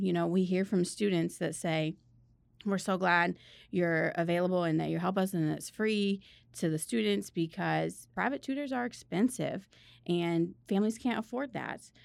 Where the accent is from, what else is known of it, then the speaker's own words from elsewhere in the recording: Northern Indiana, United States; moved away as an adult; also born or lived in Missouri; I went to school in Missouri and I'm from Northern Indiana